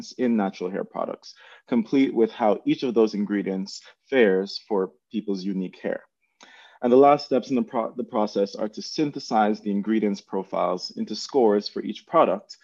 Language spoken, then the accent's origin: English; Jamaica; now in United States; before I came to the United States, I'm originally from Jamaica